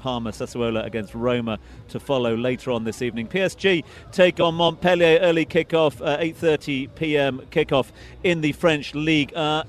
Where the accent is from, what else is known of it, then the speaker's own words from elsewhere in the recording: Scotland, United Kingdom; I'm Scottish